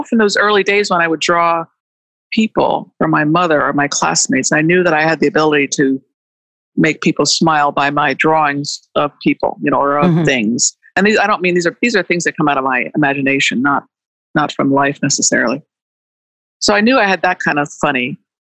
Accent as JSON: {"language": "English", "town": "Washington", "region": "District of Columbia", "country": "United States", "tie": "born or raised there", "said": "I grew up in Washington, D.C. in the middle of a lot of this stuff"}